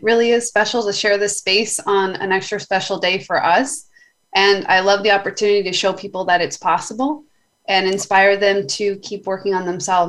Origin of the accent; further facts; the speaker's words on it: Dallas, Texas, United States; You live Dallas, Texas.